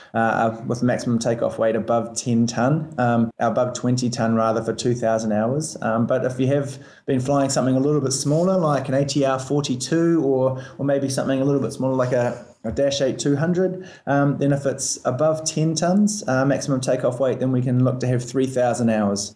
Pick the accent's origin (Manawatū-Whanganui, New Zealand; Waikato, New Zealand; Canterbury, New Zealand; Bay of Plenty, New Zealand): Canterbury, New Zealand; Christchurch; moved away as an adult; also born or lived in Auckland / Colorado / Canada / Scotland; now in Dubai, United Arab Emirates; I'm from New Zealand. I was um, born and raised in Christchurch